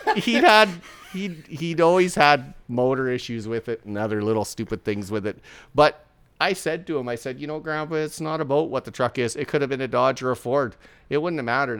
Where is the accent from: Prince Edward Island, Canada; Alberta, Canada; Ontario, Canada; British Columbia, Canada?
British Columbia, Canada; Port Alberni; now in Saskatchewan, Canada; I was born in a small town in British Columbia on Vancouver Island called Port Alberni